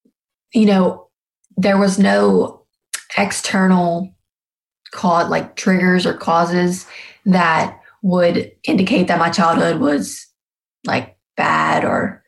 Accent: South Louisiana, United States; born and bred in the South. This is all I know. And I'm definitely a Southern girl at heart.

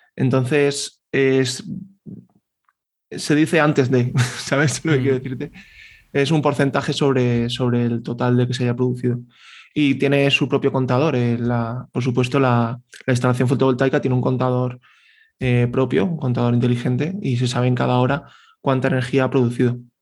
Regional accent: Valencian Community, Spain; yo que soy valenciano

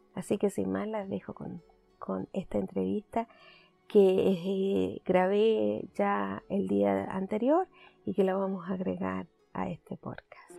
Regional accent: Chile; now in Canada; como chilenas queremos

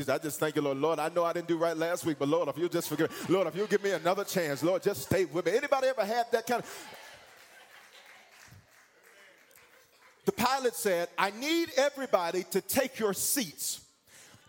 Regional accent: the South, United States; I'm from the South, and in the South, we don't say, have your seat.

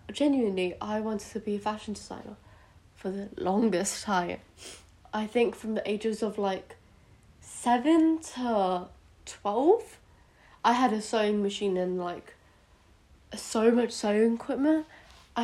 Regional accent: United Kingdom; accent: British; moved away; also born or lived in India; in case you can't already tell by my accent, I am British, though I was born in India

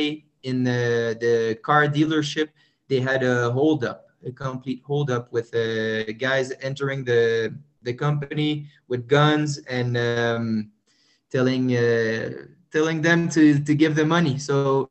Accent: Saint-Jean-Baptiste, Quebec, Canada; first language French; English is a second language; moved away; I arrived into this world in a little town called Saint-Jean-Baptiste de Rouville. So my first language is French. It's super Quebecers

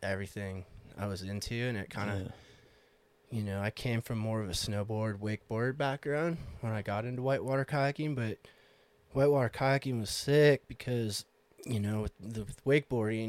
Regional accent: Coeur d'Alene, Idaho, United States; I grew up in Coeur d'Alene, Idaho

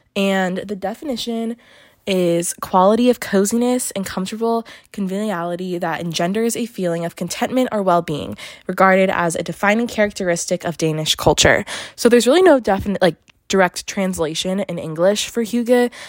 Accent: California, United States; I'm from California, so my ID has California

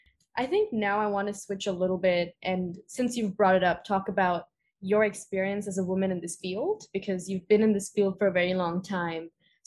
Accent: India; I grew up in India

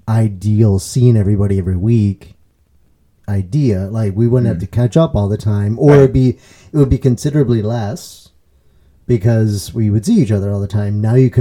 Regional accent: United States; we are American and individualistic

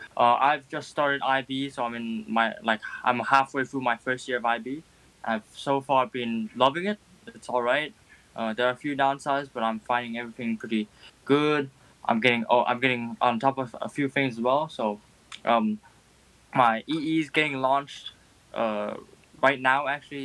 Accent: Thailand; from Thailand.

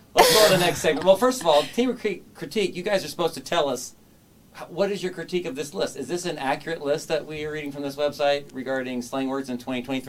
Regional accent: Kansas, United States; I'm from Bendina, Kansas, so I know all about that kind of stuff.

